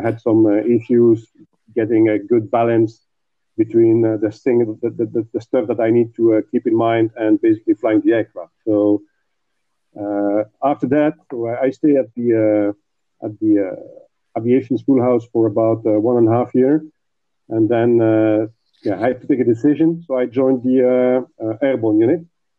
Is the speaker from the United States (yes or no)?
no; Belgium; from Belgium.